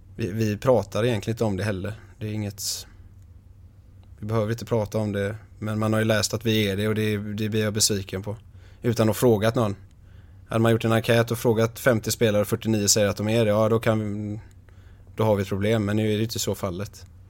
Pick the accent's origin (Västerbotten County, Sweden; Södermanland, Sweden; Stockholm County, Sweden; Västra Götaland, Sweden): Västra Götaland, Sweden; Ytterby; Ytterby där jag är ifrån.